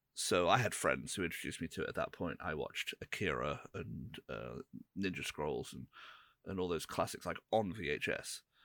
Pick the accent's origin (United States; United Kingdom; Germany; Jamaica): United Kingdom; England; we're all English